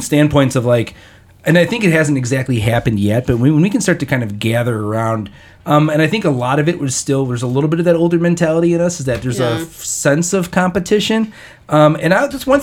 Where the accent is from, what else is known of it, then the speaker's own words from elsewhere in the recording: Hammond, Indiana, United States; also born or lived in St. John, Indiana / La Porte, Indiana; I grew up in the Hessville side of Hammond until eighth grade